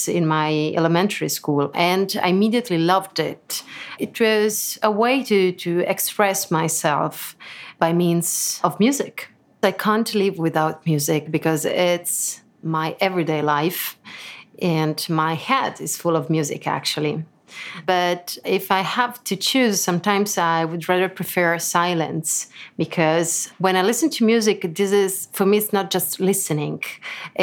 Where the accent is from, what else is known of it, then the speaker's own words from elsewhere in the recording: Lucca, Tuscany, Italy; English is a second language; moved away as an adult; now in Lugano, Switzerland; I was born in Lucca in Italy, so I'm Italian, but I live in Switzerland since a couple of years. I live in Lugano.